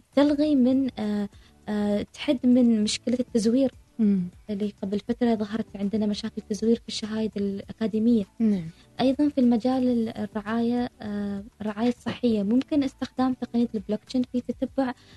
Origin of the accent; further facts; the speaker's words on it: Oman; من مثلا بلدي عمان